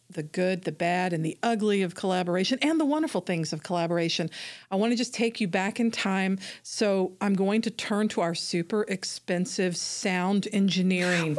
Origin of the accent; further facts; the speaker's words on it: Atlanta, Georgia, United States; I'm from Atlanta